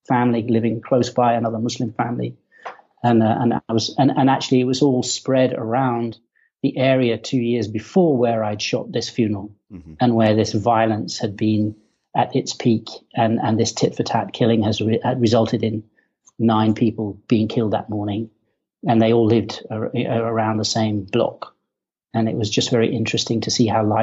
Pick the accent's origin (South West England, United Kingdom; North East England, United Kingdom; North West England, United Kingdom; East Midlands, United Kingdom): North West England, United Kingdom; Kendal; moved away; I was born in the north of England in a place called the Lake District, in a town called Kendal